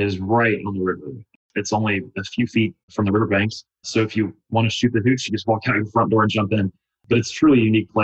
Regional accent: Atlanta, Georgia, United States; also born or lived in Memphis, Tennessee / Washington, D.C.; I am originally from Atlanta and born and raised here.

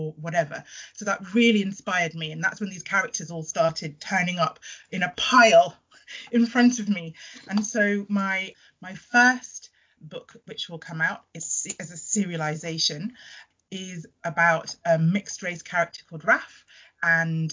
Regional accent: United Kingdom; born or raised there; also born or lived in Trinidad

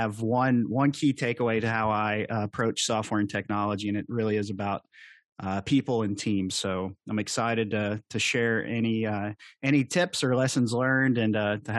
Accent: Kentucky, United States; accent: Southern drawl; Well, to explain the Southern draw, I'm from the Appalachian area, southeastern Kentucky.

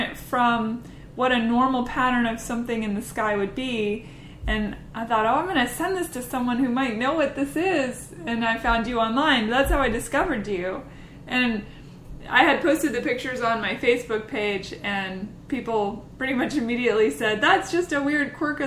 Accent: Seattle, Washington, United States; now in Nashville, United States; I'm from Seattle originally

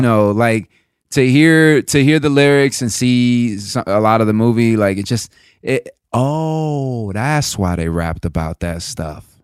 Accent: the South, United States; moved away; also born or lived in East Coast; I grew up in the South

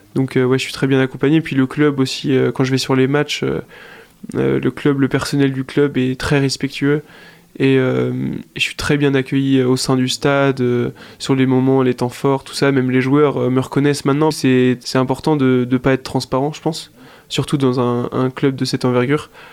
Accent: Angers, Pays de la Loire, France; je suis angevin, je suis né à Angers

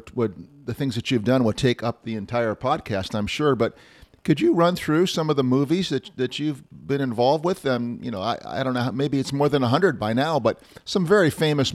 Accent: Walnut Creek, California, United States; I'm from Walnut Creek, California, which when I grew up, I'm almost 65

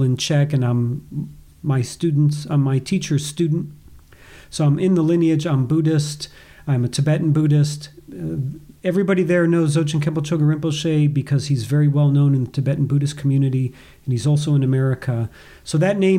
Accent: United States; now in Boise, United States; as an American

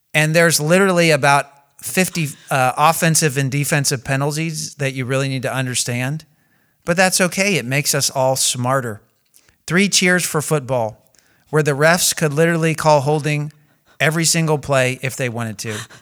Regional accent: United States; I'm American

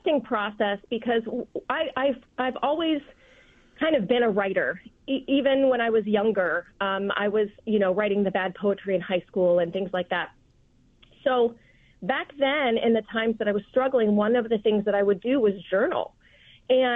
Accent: Charleston, South Carolina, United States; also born or lived in Las Vegas, Nevada; now in Aiken, United States; I'm originally from South Carolina. I'm from Charleston originally

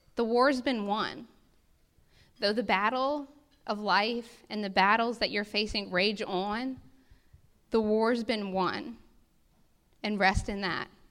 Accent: United States; as an American people

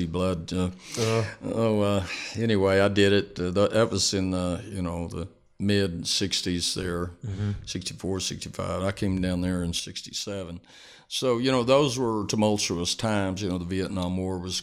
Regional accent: Lubbock, Texas, United States; also born or lived in Austin, Texas; I came from Lubbock, and I played all through high school and through a couple of years at Tech over there

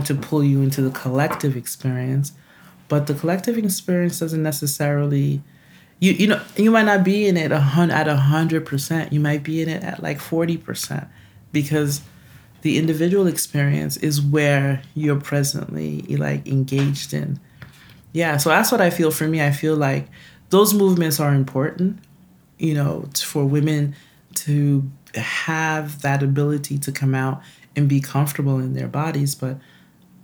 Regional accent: New York, United States; also born or lived in Haiti; most of my life, I've pretty much grown up in New York. But, you know, in the house, we only spoke Creole

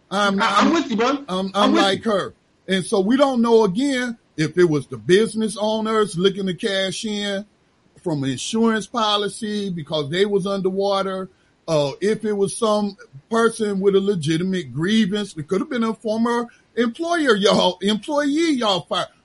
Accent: Gaston County, North Carolina, United States; born there; I wasn't born in Charlotte. I was born in Gaston County, North Carolina, at Gaston Memorial.

